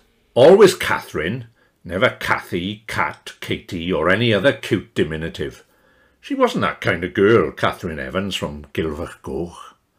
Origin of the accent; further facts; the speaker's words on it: the Rhondda, Wales, United Kingdom; It's my tall tale about growing up in the Rhondda